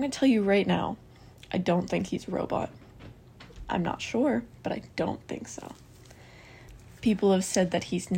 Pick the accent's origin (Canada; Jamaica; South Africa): Canada; because I'm Canadian